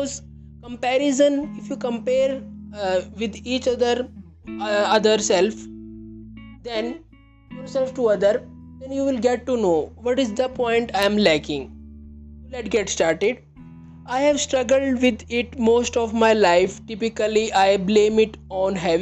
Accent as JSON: {"language": "English", "country": "India", "said": "I am from India"}